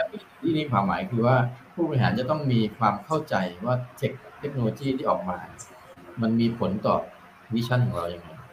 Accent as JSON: {"language": "Thai", "country": "Thailand", "tie": "born or raised there", "also_born_or_lived": "Singapore", "said": "ก็ก็ขอ Early Retire ออกมาเพื่อจะกลับมาช่วยบ้านเกิด"}